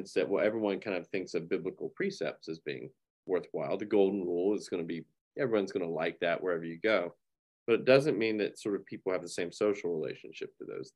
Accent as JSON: {"language": "English", "region": "North Carolina", "country": "United States", "tie": "born or raised there", "moved": "as an adult", "lives_now": "Hillsdale, United States", "said": "the city that I grew up in North Carolina"}